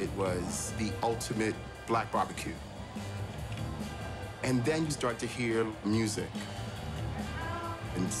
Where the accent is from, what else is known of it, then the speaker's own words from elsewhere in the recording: New York City, New York, United States; Growing up in Harlem